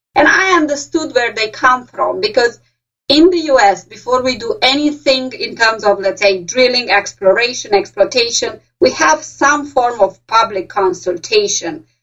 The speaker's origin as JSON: {"language": "English", "country": "Romania", "second_language": "English", "moved": "as an adult", "lives_now": "Pennsylvania, United States", "said": "I'm from Romania and I'm from a city that's not too far away and I speak with the same accent as they do."}